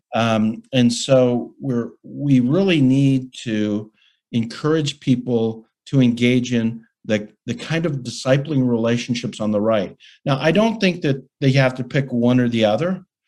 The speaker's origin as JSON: {"language": "English", "town": "Calgary", "region": "Alberta", "country": "Canada", "tie": "born or raised there", "said": "a student at the University of Calgary in Calgary, Alberta, Canada, my hometown"}